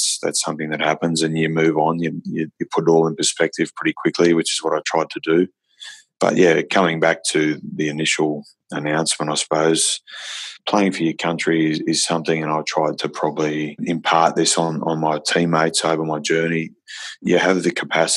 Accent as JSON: {"language": "English", "country": "Australia", "tie": "born or raised there", "also_born_or_lived": "Saudi Arabia", "said": "I was born in Saudi Arabia to Irish parents. I only came to Australia when I was 5."}